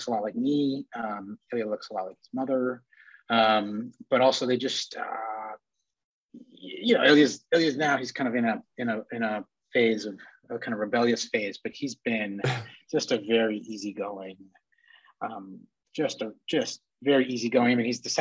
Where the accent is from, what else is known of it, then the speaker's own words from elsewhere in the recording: outside of Boston, Massachusetts, United States; moved away as an adult; also born or lived in Russia; now in New York, United States; I was born in Russia, came over to the US when I was little, in the early 80s, and grew up outside of Boston